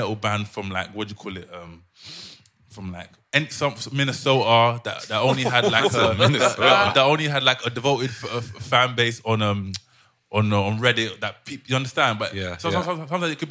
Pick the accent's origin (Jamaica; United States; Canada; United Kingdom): United Kingdom; London; now in Amsterdam, Netherlands